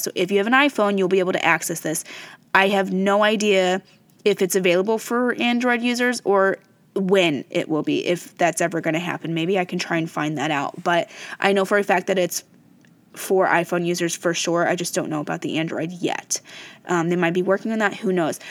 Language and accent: English; Fort Wayne, Indiana, United States; I'm from Fort Wayne, Indiana. That's my hometown